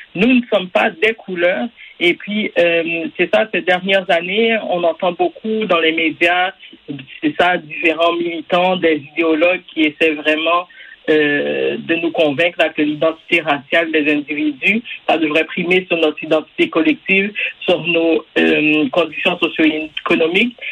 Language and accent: French; Quebec, Canada; On est tous des Québécois